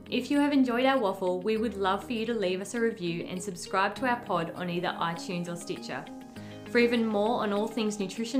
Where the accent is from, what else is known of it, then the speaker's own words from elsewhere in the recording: Taree, New South Wales, Australia; I'm from Taree, so classy